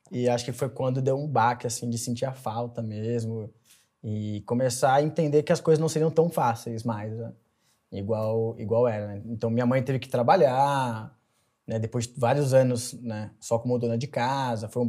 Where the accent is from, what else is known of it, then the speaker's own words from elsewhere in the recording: São Caetano do Sul, São Paulo, Brazil; born there; Bom, eu nasci no ABC Paulista, em São Caetano do Sul.